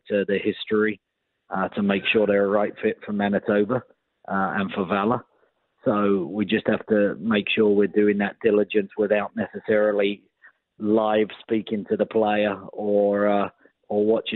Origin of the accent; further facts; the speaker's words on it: England, United Kingdom; moved away; being an Englishman growing up